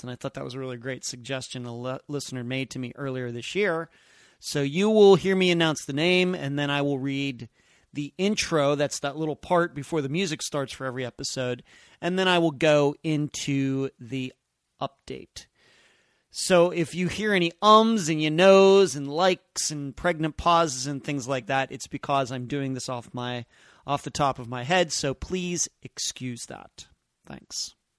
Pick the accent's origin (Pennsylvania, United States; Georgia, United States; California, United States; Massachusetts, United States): Pennsylvania, United States; Leechburg; moved away as an adult; also born or lived in Las Vegas, Nevada / Madeira Beach, Florida; now in Clearwater Beach, United States; I'm originally from Leechburg, Pennsylvania